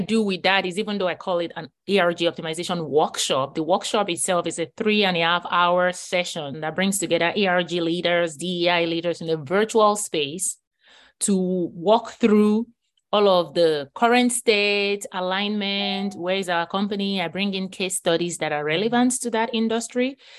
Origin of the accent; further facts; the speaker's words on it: Nigeria; moved away as an adult; now in United States; I grew up in Nigeria and I came to the U S at age twenty-five